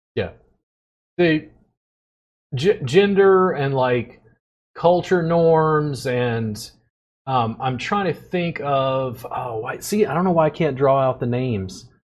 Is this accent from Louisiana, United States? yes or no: yes; Louisiana, United States; moved away; also born or lived in Pennsylvania; I grew up in Louisiana